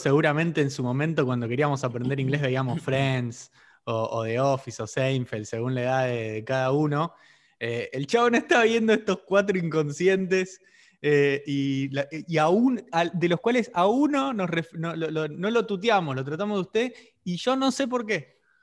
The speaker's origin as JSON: {"language": "Spanish", "country": "Argentina", "said": "nosotros en Argentina usamos el vos"}